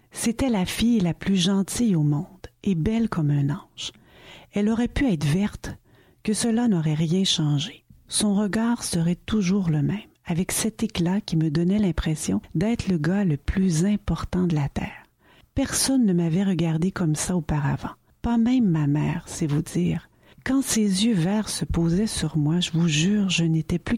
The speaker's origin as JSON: {"language": "French", "town": "Montreal", "region": "Quebec", "country": "Canada", "tie": "born or raised there", "said": "Je n'ai jamais vu quelqu'un se promener à cheval dans les rues de Montréal, ma ville natale."}